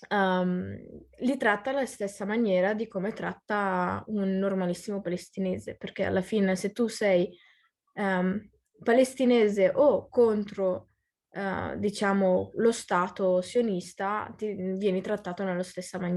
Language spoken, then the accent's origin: Italian; Italy; io sono nata e cresciuta in Italia, quindi a livello di cittadinanza sono italiana, italianissima, però se mi vai a chiedere cosa sei o che origine hai o cosa sei tu in generale, ti dico sono palestinese.